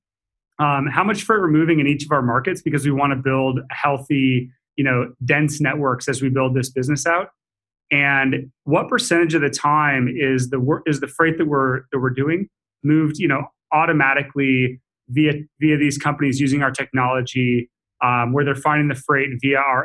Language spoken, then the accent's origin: English; Seattle, Washington, United States; I was born and raised in Seattle.